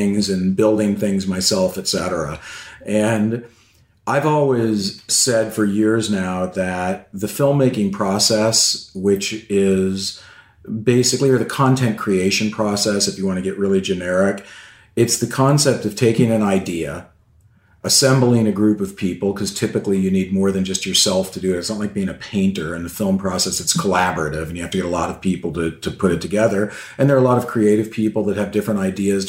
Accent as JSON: {"language": "English", "town": "San Diego", "region": "California", "country": "United States", "tie": "born or raised there", "said": "I grew up in San Diego, California"}